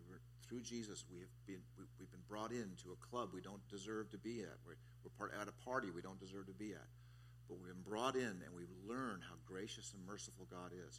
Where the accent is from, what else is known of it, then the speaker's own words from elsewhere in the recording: Southern California, United States; now in Kailua, United States; As a kid growing up in Southern California